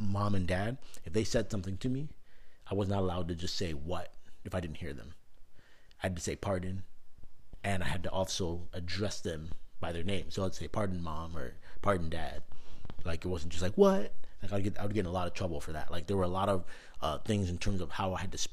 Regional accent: Canada; now in United States; growing up in Canada

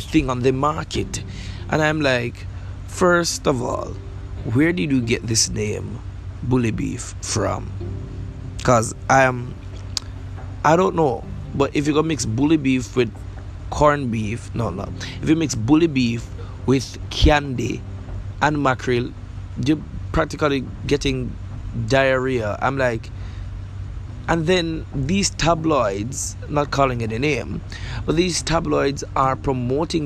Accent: Jamaica; I'm from Jamaica

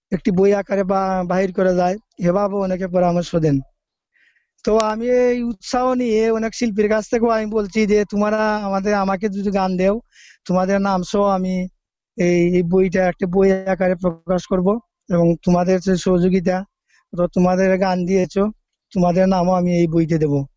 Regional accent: Sreemangal, Sylhet Division, Bangladesh; আমার বাড়ি বাংলাদেশের সিলেট বিভাগের মৌলভীবাজার জেলার শ্রীমঙ্গল উপজেলার রোস্তমপুর গ্রামে

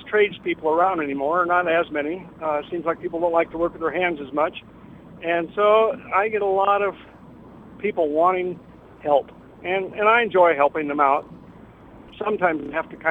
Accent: Denver, Colorado, United States; moved away as an adult; also born or lived in North Platte, Nebraska; now in Stratton, United States; we moved to Denver when I was six. And I graduated from high school in Denver

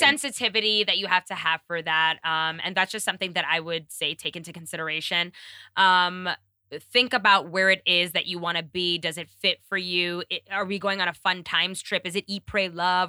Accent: New York, United States; moved away; being a New Yorker

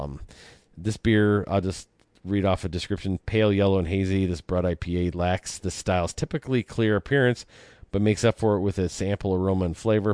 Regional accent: Michigan, United States; in my home state

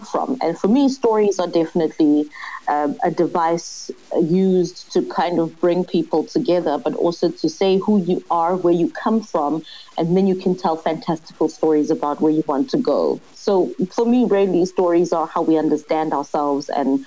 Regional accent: Soweto, Gauteng, South Africa; also born or lived in Hout Bay, Cape Town; now in Cape Town, South Africa; I was born and raised in Soweto, and now I live in a place that should be called a retirement village in Cape

